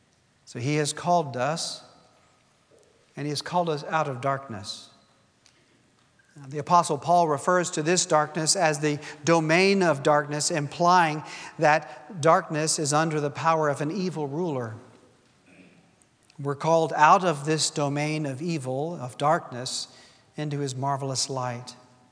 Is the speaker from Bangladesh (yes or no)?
yes; Bangladesh; English is a second language; moved away as an adult; You know, I've told you I was born in Bangladesh, lived there for 18 years of my life, and it was the same for Gail.